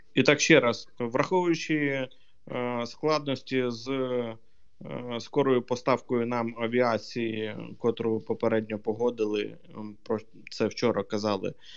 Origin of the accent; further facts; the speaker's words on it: Kherson, Kherson Oblast, Ukraine; мого рідного Херсону